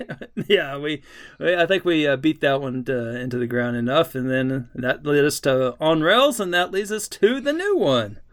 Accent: Texas, United States; I, I grew up in Texas

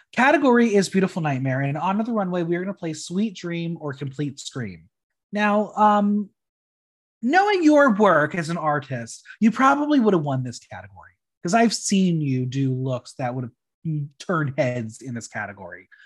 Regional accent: New Jersey, United States; moved away; home in New Jersey

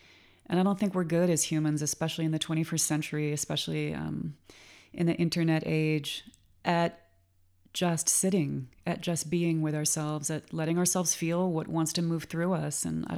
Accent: Claremont, California, United States; Well, I am a California girl. I grew up in Claremont, California.

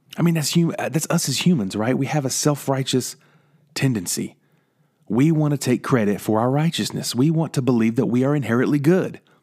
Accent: West Virginia, United States; moved away; Growing up in West Virginia, seeing trees became normal until I moved away

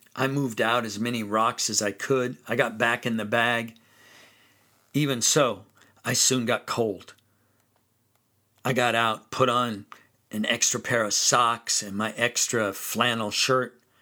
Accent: Fresno, California, United States; I grew up in Fresno, California

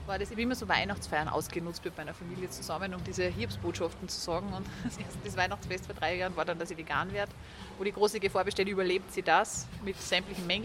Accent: Austria; die wir als Österreicher und Österreicherinnen kennen.

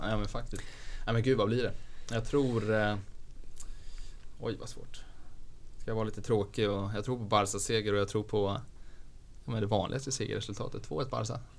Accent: Sweden; som svensk

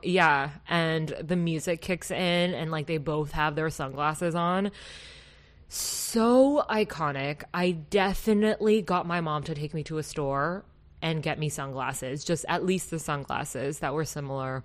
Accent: Kyoto, Japan; accent: Kansai; moved away; I'm originally from Kyoto, um, and it's a prefecture very close to Osaka, but that whole region is called Kansai region. And our region has a specific Kansai dialect

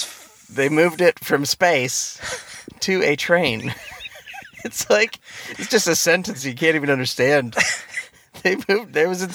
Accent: United States; I'm American.

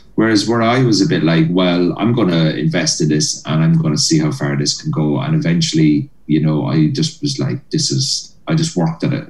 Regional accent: Cork, Munster, Ireland; moved away as an adult; now in Belfast, United Kingdom; I grew up in Cork, like where there was nothing, you know, in south of Ireland

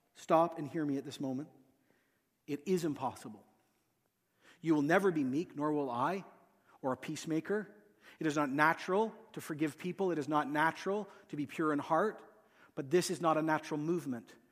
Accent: Quito, Pichincha, Ecuador; moved away; I grew up in a city called Quito

